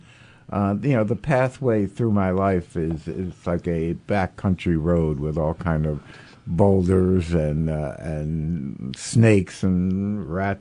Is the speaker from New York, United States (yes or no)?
yes; New York City, New York, United States; I grew up in the Village in New York